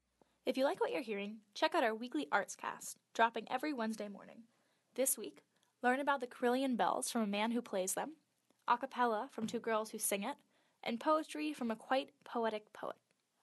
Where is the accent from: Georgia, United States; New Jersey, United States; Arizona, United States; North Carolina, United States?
New Jersey, United States; now in Illinois, United States; I'm from New Jersey, currently living in Illinois